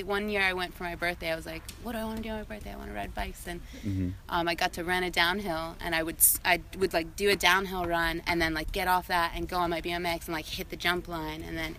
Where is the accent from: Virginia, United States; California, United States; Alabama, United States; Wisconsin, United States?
Virginia, United States; moved away; also born or lived in Puerto Rico; I'm from Virginia.